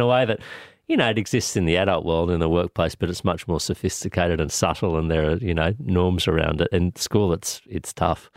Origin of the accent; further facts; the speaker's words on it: Sydney, New South Wales, Australia; also born or lived in Canada; I grew up on, on the north shore of Sydney on, at Taramara, deep up, up on the north shore where my mum's family was.